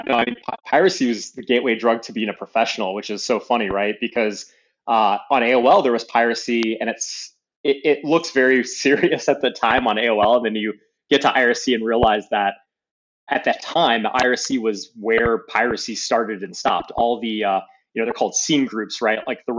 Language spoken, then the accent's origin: English; Dearborn, Michigan, United States; Yep. Yeah, I grew up in Dearborn, Michigan.